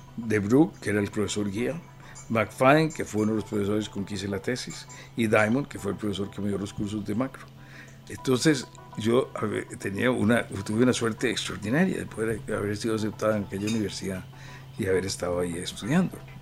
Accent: San José, Costa Rica; born or raised there

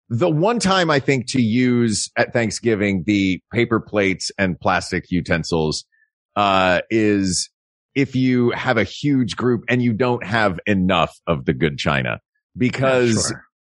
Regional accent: the South, United States; Maybe as a Southerner

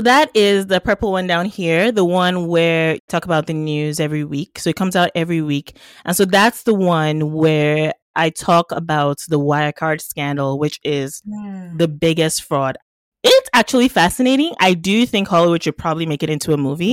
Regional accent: Nigeria; now in Canada; I'm Nigerian by birth, uh, Canadian by adoption

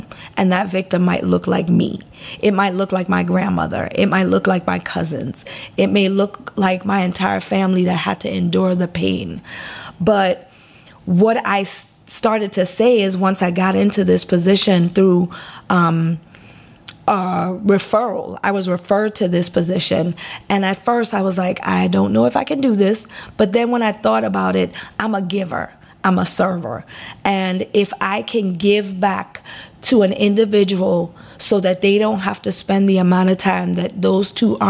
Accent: U.S. Virgin Islands; I was raised in the Virgin Islands.

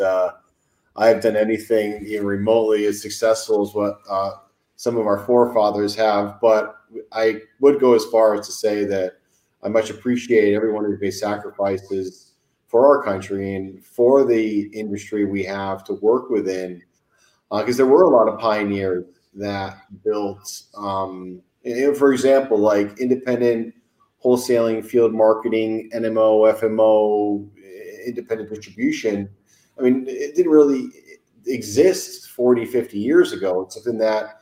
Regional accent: Farmington, Connecticut, United States; moved away as an adult; also born or lived in Boston; I grew up in Farmington, Connecticut, went to an old boys boarding school, Avon Old Farms in Connecticut

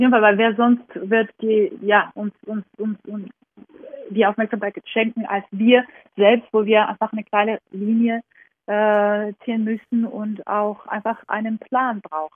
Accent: Georgia; moved away; meine Kindheit in Georgien

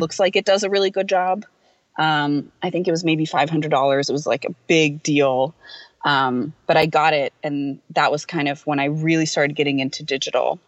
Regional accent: New Bern, North Carolina, United States; I am from a small town in the south. Um, it's called New Bern. It's in North Carolina

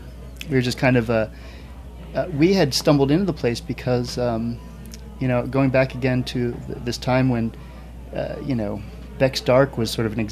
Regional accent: New Jersey, United States; moved away as an adult; now in Oregon, United States; I grew up here on the East Coast. I grew up in New Jersey and moved out to Oregon in 1992

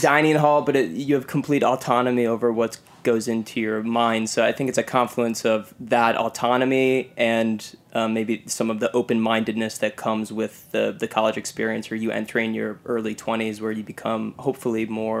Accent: Michigan, United States; Aiden and I grew up in Michigan.

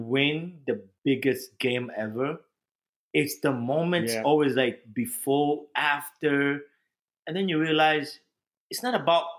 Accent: Kampala, Central Region, Uganda; also born or lived in New Jersey; now in West New York, United States; I'm from Kampala, Uganda

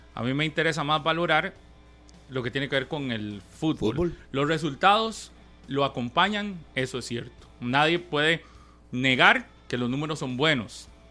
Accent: Costa Rica; Nosotros, los ticos

